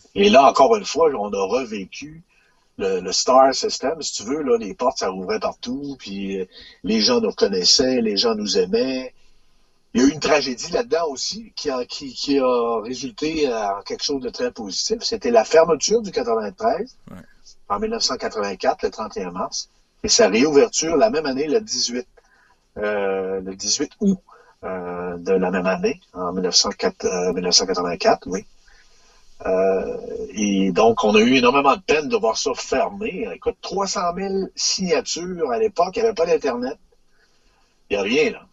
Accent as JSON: {"language": "French", "town": "Sainte-Marie", "region": "Quebec", "country": "Canada", "said": "je viens de la Beauce, Sainte-Marie-de-Beauce"}